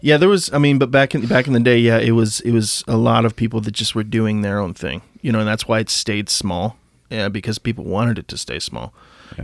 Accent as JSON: {"language": "English", "region": "Idaho", "country": "United States", "tie": "born or raised there", "also_born_or_lived": "Tennessee", "moved": "yes", "said": "growing up in Idaho"}